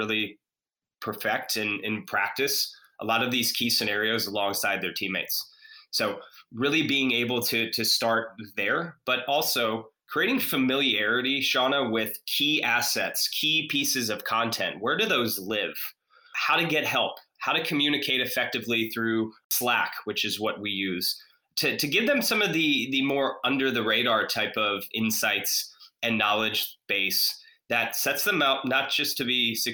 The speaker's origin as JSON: {"language": "English", "town": "Atlanta", "region": "Georgia", "country": "United States", "tie": "born or raised there", "moved": "yes", "lives_now": "Charlotte, United States", "said": "Grew up, born and raised in Atlanta, but proud to call Charlotte home now"}